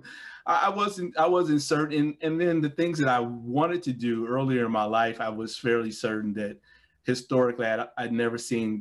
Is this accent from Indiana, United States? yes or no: yes; Gary, Indiana, United States; Growing up in Gary